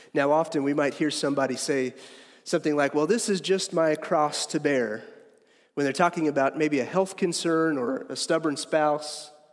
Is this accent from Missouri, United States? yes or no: yes; Harrisonville, Missouri, United States; I am from Harrisonville